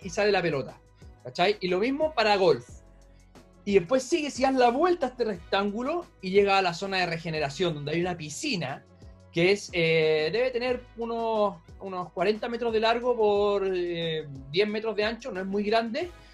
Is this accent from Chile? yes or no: yes; Chile; hola, sí, soy de Chile